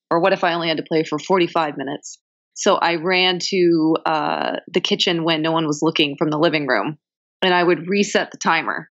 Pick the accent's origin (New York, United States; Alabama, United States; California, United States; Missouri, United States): California, United States; Long Beach; Originally, I'm from the West Coast. Originally, I'm from Long Beach, uh, Southern California.